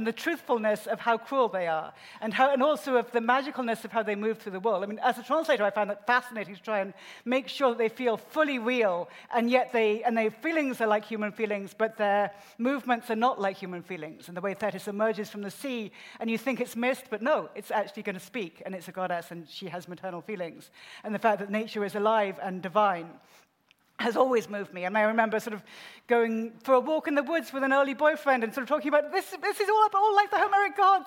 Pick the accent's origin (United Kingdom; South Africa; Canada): United Kingdom; moved away as an adult; now in United States; I grew up in the UK, as you can tell, we're shy British girls, but I've also spent the last 25 years, something that feels unreal amount of time in the US.